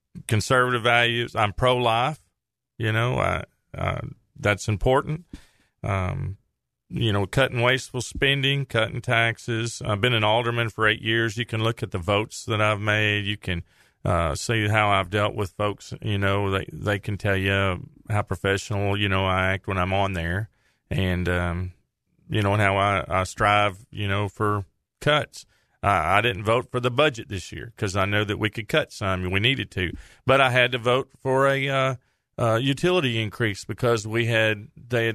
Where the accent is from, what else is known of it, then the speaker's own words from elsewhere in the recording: Saline County, Arkansas, United States; I grew up in Saline County, graduated from Bryant. Lived here, raised a family here.